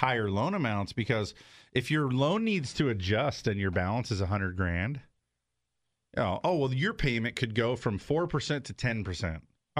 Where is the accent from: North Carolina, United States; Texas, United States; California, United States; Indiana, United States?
California, United States; Southern; I grew up in Southern California.